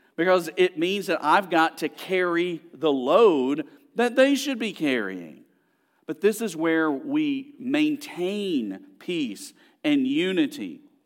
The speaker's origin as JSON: {"language": "English", "town": "Birmingham", "region": "Alabama", "country": "United States", "tie": "born or raised there", "said": "I grew up actually in Birmingham, Alabama"}